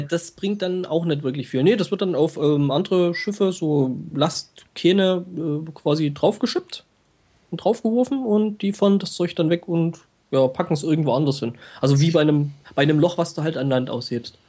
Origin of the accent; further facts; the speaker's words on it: near Glauchau, Saxony, Germany; Klauchau ist ja bei mir auch so mehr oder weniger nebenan